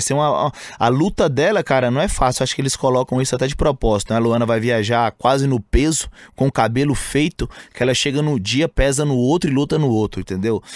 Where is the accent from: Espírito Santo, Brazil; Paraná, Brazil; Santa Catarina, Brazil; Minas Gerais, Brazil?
Minas Gerais, Brazil; Montes Claros; moved away as an adult; now in São Paulo, Brazil; Eu saí de Montes Claros, né? Uma cidade pacata, interior de Minas